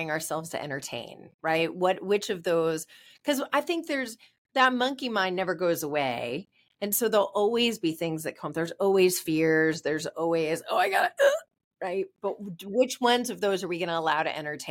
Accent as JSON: {"language": "English", "region": "New York", "country": "United States", "said": "we're New Yorker"}